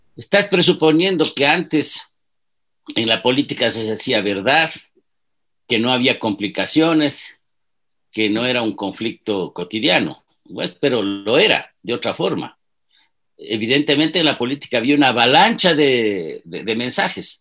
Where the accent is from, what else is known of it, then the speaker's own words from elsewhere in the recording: Ibarra, Imbabura, Ecuador; Yo soy un chagra Nací en Ibarra, tengo 70 años.